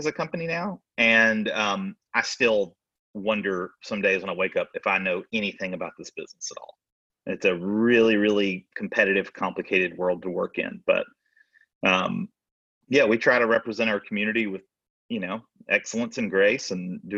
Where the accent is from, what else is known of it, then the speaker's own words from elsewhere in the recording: Tuscaloosa, Alabama, United States; moved away as an adult; now in the Shoals, United States; I'm originally from Tuscaloosa, Alabama, just a couple hours south.